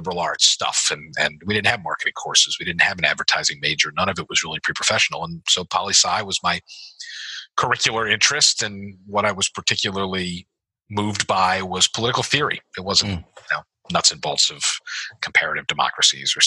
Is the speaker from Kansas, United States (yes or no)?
no; Philadelphia, Pennsylvania, United States; moved away as an adult; also born or lived in Davidson, North Carolina / Charlotte, North Carolina; When I moved back to Philadelphia, and I'm from Chestnut Hill, Mount Airy section of Philadelphia.